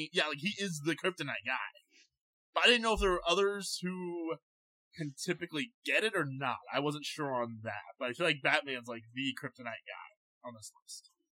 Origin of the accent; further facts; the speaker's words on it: Baltimore, Maryland, United States; He's a Ravens fan. I'm a Ravens fan. I'm from Baltimore.